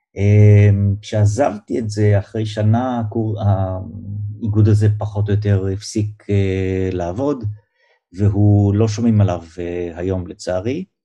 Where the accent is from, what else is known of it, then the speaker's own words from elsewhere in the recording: Givatayim, Tel Aviv District, Israel; also born or lived in Kiryat Ono; נולדתי אה, בארץ, אני גדלתי בגבעתיים ובקריית אונו